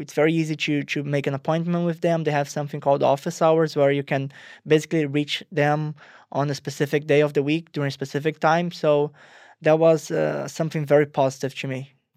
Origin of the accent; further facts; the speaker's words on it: Rio de Janeiro, Brazil; moved away as an adult; I'm originally from Rio, Brazil. Uh, I went to international school there